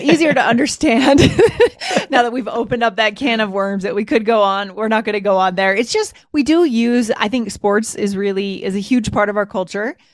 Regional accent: United States; I'm proud to be an American

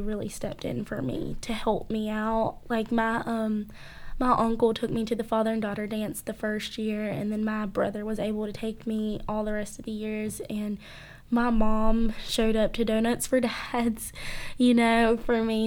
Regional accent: Cairo, United States; growing up in a small town

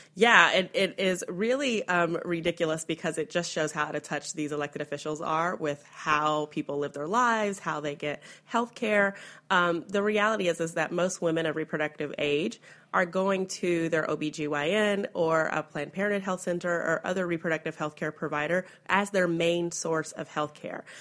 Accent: Kentucky, United States; my home state of Kentucky

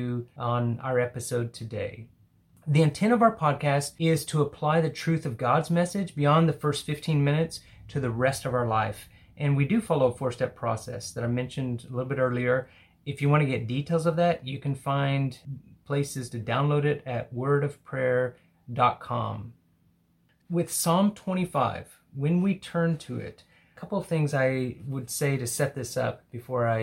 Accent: Hobbs, New Mexico, United States; I was in a small town in the southeast called Hobbs.

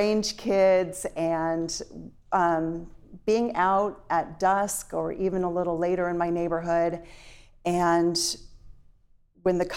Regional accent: Orange County, California, United States; now in Sacramento, United States; I grew up in Orange County, which was the Los Angeles media market

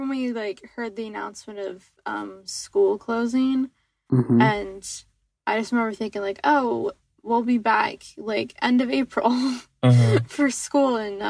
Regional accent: Provo, Utah, United States; I'm from the Provo area

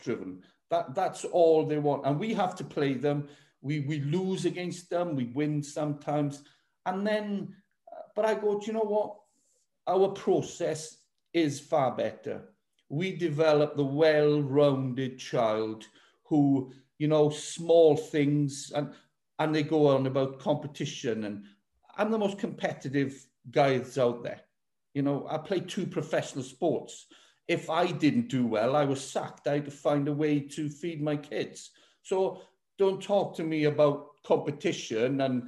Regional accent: Welsh, Wales, United Kingdom; I am Welsh

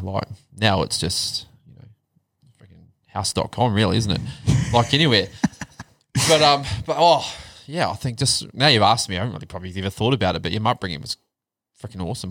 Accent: Upper Hutt, Wellington, New Zealand; moved away as an adult; now in Australia; from zero to 27, born and bred, upper hut.

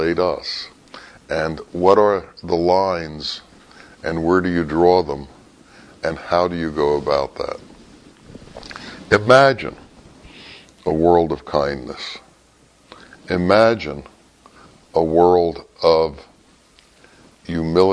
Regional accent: United States; I told him I was from America

